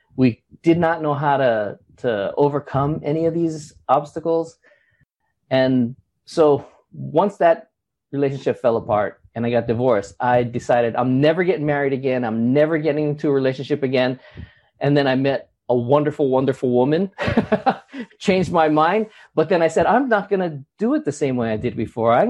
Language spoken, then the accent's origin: English; Honolulu, Hawaii, United States; also born or lived in Los Angeles; I was born in Los Angeles, but I've been raised and grew up in Honolulu, Hawaii for 50 of my 55 years